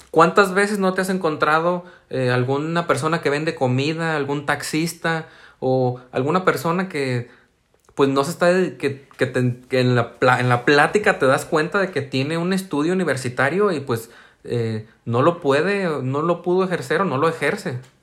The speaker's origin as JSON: {"language": "Spanish", "town": "San Martín", "country": "Mexico", "tie": "born or raised there", "said": "opté por venirme a mi ciudad de origen para no estar pagando una renta, para ya no ser foráneo, y, eh, busqué yo mismo hacer el servicio en comunicación social de mi municipio"}